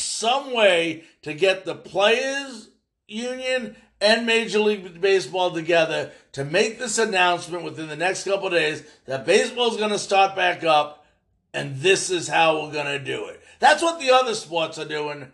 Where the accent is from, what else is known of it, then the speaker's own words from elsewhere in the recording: New York, United States; also born or lived in Florida; now in Arkansas, United States; I was born in New York, but I lived in Florida the last 36 years